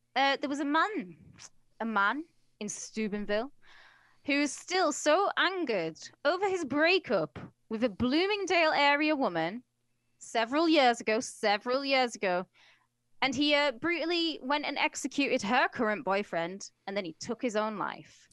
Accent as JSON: {"language": "English", "region": "England", "country": "United Kingdom", "said": "I'm English"}